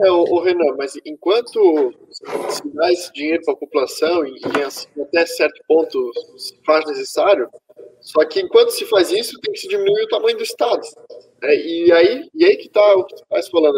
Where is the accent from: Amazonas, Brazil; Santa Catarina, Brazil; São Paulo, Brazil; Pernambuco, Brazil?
Santa Catarina, Brazil; eu sou de Santa Catarina, um estado extremamente bolsonarista